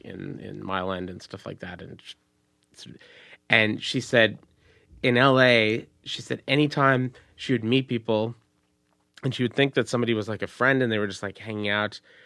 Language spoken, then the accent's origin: English; Montreal, Quebec, Canada; also born or lived in United States; I'm from, I'm from Montreal, and it's, it's different